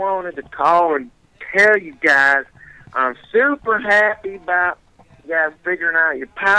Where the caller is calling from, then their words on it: Louisiana, United States; I'm calling from Louisiana.